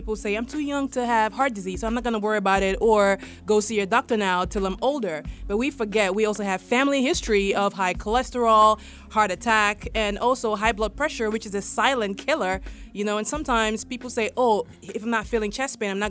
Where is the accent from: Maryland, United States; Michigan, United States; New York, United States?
Maryland, United States; Baltimore; I come from Baltimore. So in West Baltimore, we have a food desert